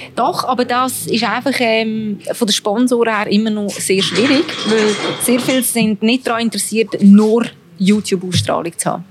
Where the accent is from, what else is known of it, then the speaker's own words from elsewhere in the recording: Switzerland; als Schweizerin